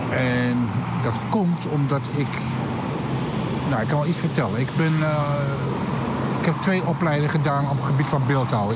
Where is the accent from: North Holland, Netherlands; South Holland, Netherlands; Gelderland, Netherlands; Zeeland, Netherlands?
Gelderland, Netherlands; Achterhoek; moved away as an adult; also born or lived in Utrecht; now in Amsterdam, Netherlands; ik kom oorspronkelijk uit de Achterhoek